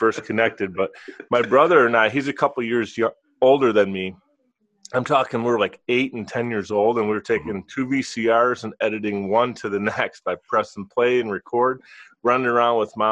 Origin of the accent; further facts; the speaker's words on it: Buffalo, New York, United States; as a youngster, I grew up in Buffalo, New York